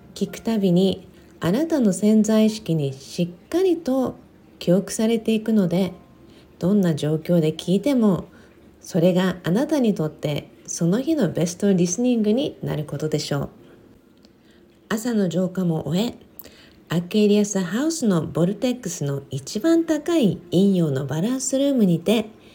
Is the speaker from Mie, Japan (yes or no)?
no; Okinawa, Japan; now in Los Angeles, United States; 沖縄生まれ